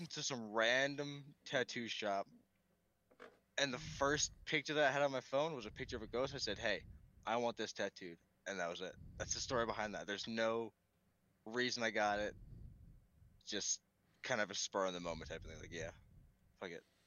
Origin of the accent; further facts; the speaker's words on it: Pennsylvania, United States; also born or lived in New York; I grew up primarily in Pennsylvania, and so that's where the mountains come from